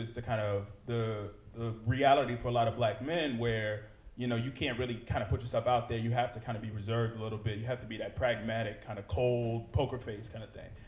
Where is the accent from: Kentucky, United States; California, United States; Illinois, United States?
Illinois, United States; Chicago; growing up in Chicago